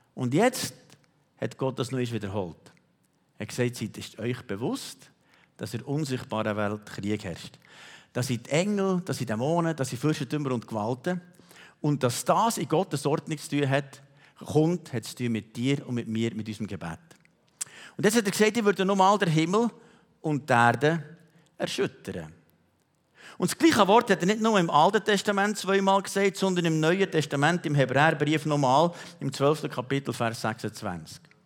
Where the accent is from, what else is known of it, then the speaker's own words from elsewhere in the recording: Switzerland; wir Schweizer